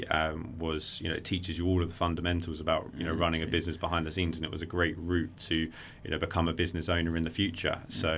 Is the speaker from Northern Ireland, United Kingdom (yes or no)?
no; Worthing, South East England, United Kingdom; I grew up in Worthing